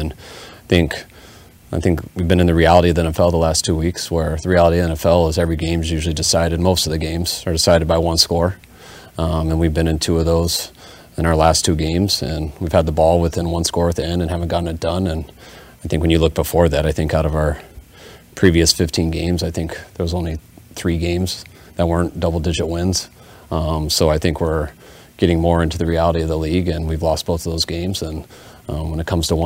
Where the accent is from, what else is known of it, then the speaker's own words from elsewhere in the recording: Denver, Colorado, United States; growing up in Denver